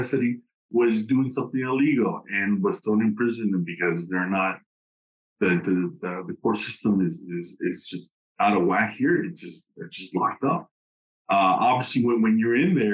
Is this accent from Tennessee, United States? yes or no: no; Dallas, Texas, United States; first language English; moved away as an adult; also born or lived in Tegucigalpa, Honduras; now in Honduras; I was born in Tegucigalpa a long time ago. I'm 42 years of age. And I grew up in Dallas. I grew up in Dallas, Texas